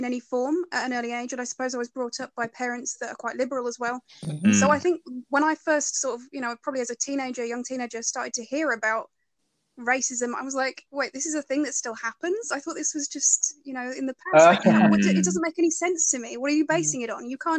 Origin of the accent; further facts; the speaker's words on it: Norfolk, East of England, United Kingdom; I grew up in Norfolk, which obviously is very rural